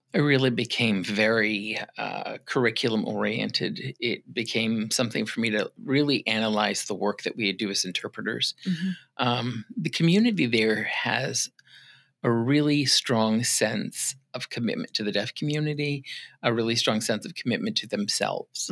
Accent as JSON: {"language": "English", "region": "Massachusetts", "country": "United States", "tie": "born or raised there", "also_born_or_lived": "Arizona / Rhode Island / Minnesota", "moved": "as an adult", "lives_now": "Ocala, United States", "said": "I was born in Massachusetts. Okay, um, I lived there for a good part of my younger years, mm-hmm. between there and Arizona"}